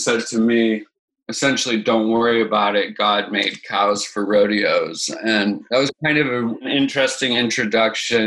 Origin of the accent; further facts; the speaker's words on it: Boulder, Colorado, United States; I am born and raised in Boulder, Colorado